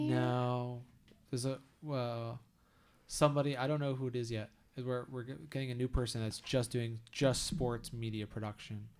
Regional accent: United States; as an American

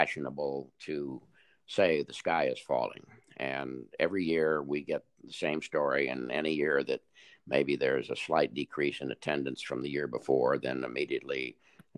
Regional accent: Los Angeles, California, United States; I was born and raised in Los Angeles

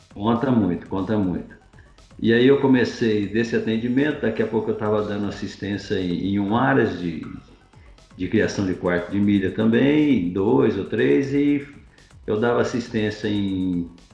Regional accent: Ivaiporã, Paraná, Brazil; moved away as an adult; also born or lived in Mato Grosso / Salvador, Bahia; eu sou de origem humilde no interior do Paraná, eu sou paranaense, uma cidade chamada de Ivaiporã. E como todo menino do, do interior, a gente vivia lá

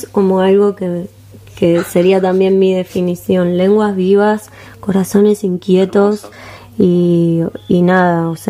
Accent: Montevideo, Uruguay; born there; Nací en Montevideo. Nací en ah, Montevideo.

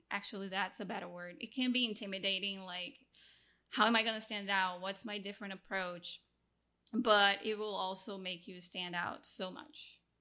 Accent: Rio de Janeiro, Brazil; now in Mexico; I'm originally from Brazil, now living in Mexico, married to an American

